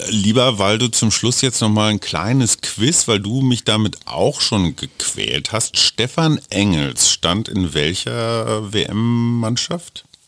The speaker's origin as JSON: {"language": "German", "region": "Berlin", "country": "Germany", "said": "als Berliner"}